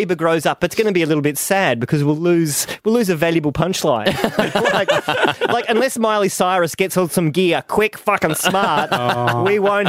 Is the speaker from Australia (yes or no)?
yes; Australia; I am Australian.